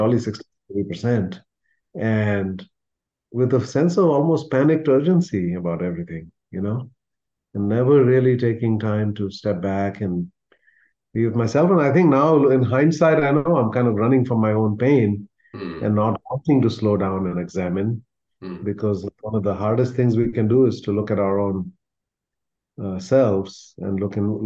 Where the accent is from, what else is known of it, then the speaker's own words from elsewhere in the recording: India; moved away; where I come from, the community that I'm part of from India